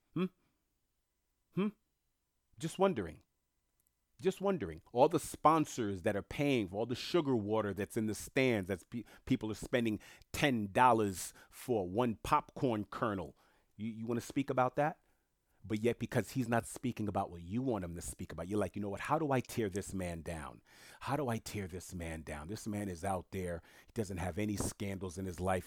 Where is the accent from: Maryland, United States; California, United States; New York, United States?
New York, United States; first language French; English is a second language; moved away; also born or lived in South Florida; being born and raised in New York